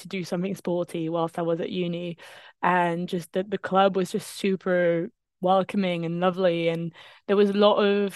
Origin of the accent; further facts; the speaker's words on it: France; English is a second language; also born or lived in Bedford, England; now in England; I'm not English. I am French